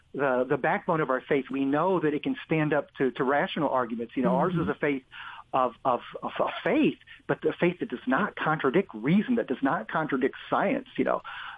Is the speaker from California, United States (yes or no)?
no; Springfield, Illinois, United States; I grew up in Central Illinois, Springfield, Illinois, you know, in the 60s and 70s.